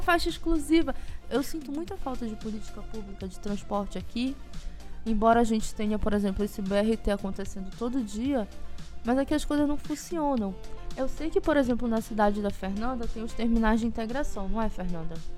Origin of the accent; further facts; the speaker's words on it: Belém, Pará, Brazil; moved away as an adult; now in Ananindeua, Brazil; Eu saí de Belém, mas eu tô morando na região metropolitana